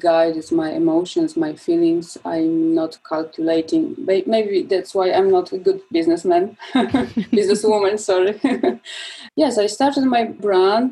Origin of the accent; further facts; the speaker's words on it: southern Poland, Poland; I'm from Poland. I was born in Poland and I spent my childhood in southern Poland, in a small town surrounded by woods.